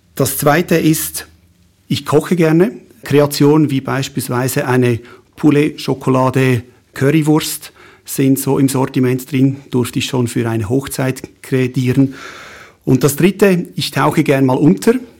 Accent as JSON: {"language": "German", "region": "Schwyz", "country": "Switzerland", "also_born_or_lived": "Fribourg / Lucerne", "said": "Ich bin im Kantons, in der Kantonsschule in Schwyz äh, zur Schule gegangen, habe dort die Matura gemacht"}